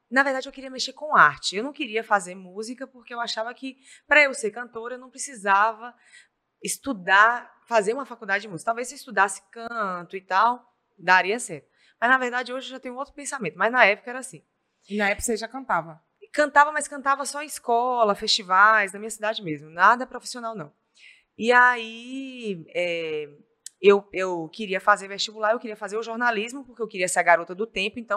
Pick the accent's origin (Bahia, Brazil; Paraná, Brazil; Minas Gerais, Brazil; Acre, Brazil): Minas Gerais, Brazil; Que o pessoal acha que ele é baiano. Oxe. E eu sou mineira.